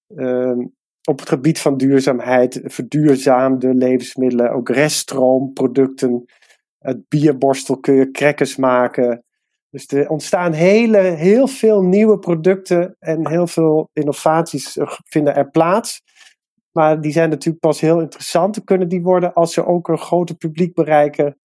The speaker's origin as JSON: {"language": "Dutch", "country": "Netherlands", "tie": "born or raised there", "said": "mijn vader die komt uit Nederland, maar ik ben in Nederland opgegroeid"}